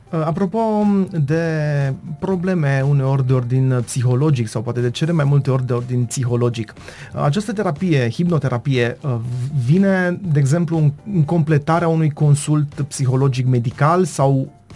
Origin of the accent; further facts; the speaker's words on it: Târnăveni, Mureș County, Romania; suntem în Târnăveni